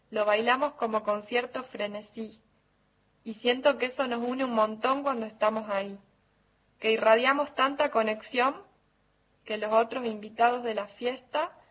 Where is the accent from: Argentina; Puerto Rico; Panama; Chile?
Argentina; Jujuy; de Jujuy.